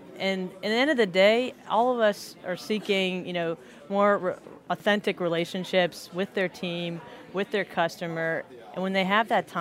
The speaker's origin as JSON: {"language": "English", "region": "Florida", "country": "United States", "tie": "born or raised there", "also_born_or_lived": "Minnesota", "moved": "as an adult", "lives_now": "New Orleans, United States", "said": "I was born and raised in Florida."}